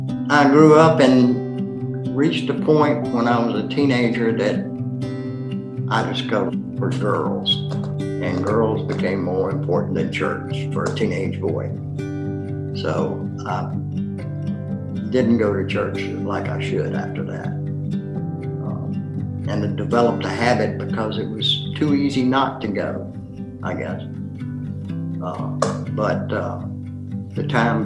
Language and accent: English; Hampton, Virginia, United States; moved away as an adult; also born or lived in Lynchburg, Virginia; I was born and raised in Hampton